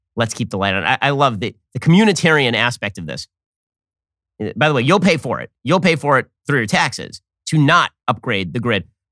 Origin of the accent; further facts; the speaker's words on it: California, United States; moved away as an adult; now in Florida, United States; I am a refugee from California. I spent thirty-five years of my life in California before I moved my family over here to a much better state, Florida